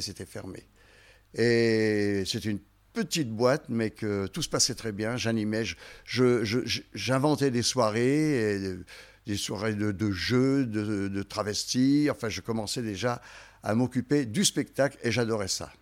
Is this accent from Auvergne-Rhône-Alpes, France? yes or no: yes; Haute-Savoie, Auvergne-Rhône-Alpes, France; also born or lived in Lyon; je suis en Haute-Savoie depuis l'âge de, 6 ans.